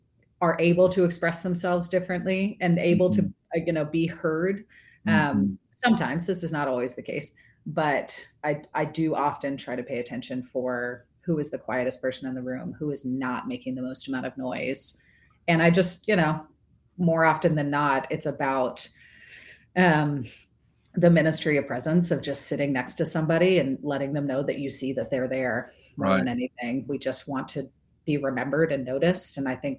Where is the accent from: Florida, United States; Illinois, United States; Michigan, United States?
Florida, United States; moved away; also born or lived in North Carolina / Tennessee; I grew up in Florida, which is essentially a subset of New Jersey. And it's like, right. I did not get an accent till I moved to North Carolina and Tennessee.